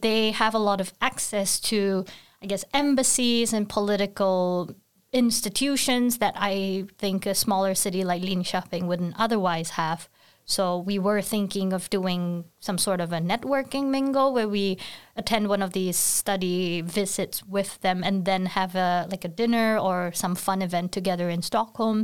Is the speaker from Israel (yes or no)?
no; Singapore; now in Sweden; I'm from Singapore, very far away from Sweden